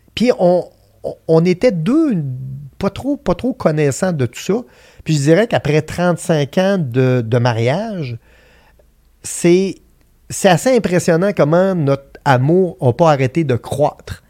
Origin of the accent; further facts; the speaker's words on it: Vallée-Jonction, Quebec, Canada; je viens de Vallée-Jonction, qui est un dans la Beauce, on est connu pour être les colons de vallée.